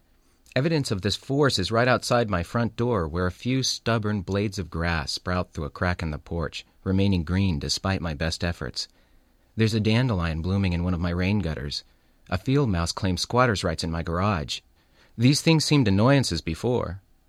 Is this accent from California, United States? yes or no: yes; California, United States; I grew up in California, so I'd seen oil rigs from shore.